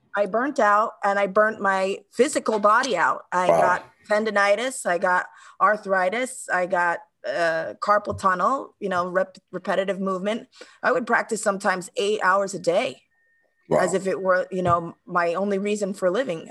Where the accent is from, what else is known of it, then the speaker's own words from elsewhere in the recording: New York City, New York, United States; moved away as an adult; also born or lived in Dominican Republic (ancestry); now in Stockholm, Sweden; growing up in New York, I mean, first of all, I'm a, ch- a child of immigrants